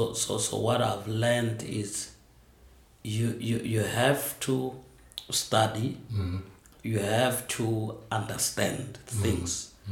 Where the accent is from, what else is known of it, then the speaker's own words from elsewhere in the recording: Limpopo, South Africa; I grew up in Limpopo.